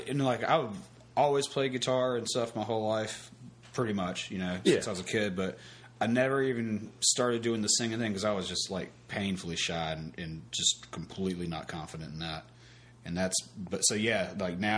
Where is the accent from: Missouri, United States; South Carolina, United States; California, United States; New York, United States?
South Carolina, United States; Myrtle Beach; growing up in Myrtle Beach